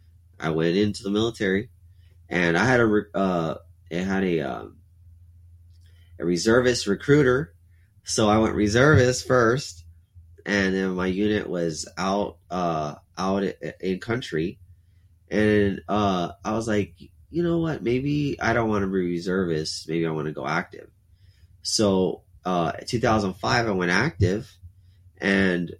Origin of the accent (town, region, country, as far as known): Alice, Texas, United States; born or raised there; also born or lived in Corpus Christi, Texas